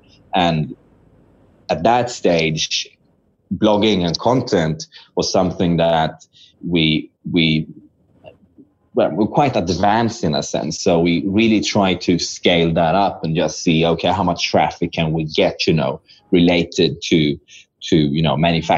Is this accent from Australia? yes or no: no; Sweden; moved away as an adult; also born or lived in Shanghai; now in China; This is a Swedish website because I'm from Sweden